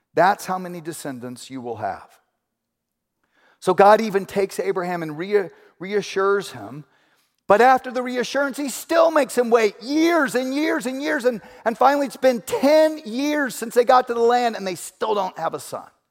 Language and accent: English; Houston, Texas, United States; moved away as an adult; also born or lived in Ventura, California; I grew up in Houston.